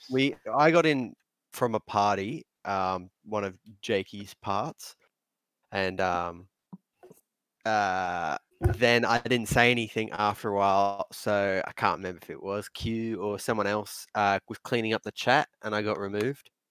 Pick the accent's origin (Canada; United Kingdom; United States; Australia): Australia; us being Australian